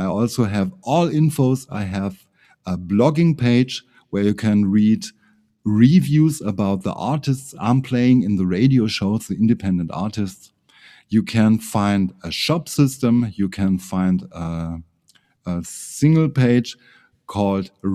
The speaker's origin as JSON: {"language": "English", "town": "Ingolstadt", "region": "Bavaria", "country": "Germany", "second_language": "English", "said": "aus Ingolstadt"}